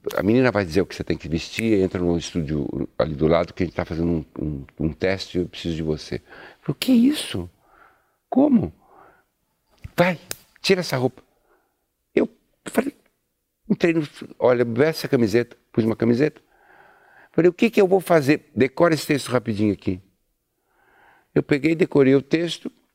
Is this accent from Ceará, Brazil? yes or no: no; São Paulo, Brazil; Eu sou italiano, eu sou paulista.